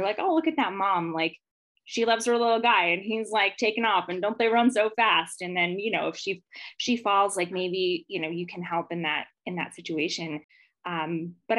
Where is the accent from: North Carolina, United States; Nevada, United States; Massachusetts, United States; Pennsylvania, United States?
Nevada, United States; Las Vegas; I grew up here in Vegas.